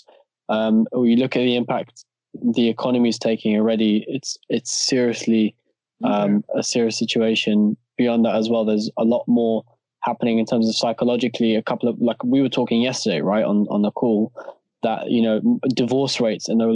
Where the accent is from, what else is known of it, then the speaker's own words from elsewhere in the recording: Stanmore, London, United Kingdom; four of us, we've been born and bred in Stanmore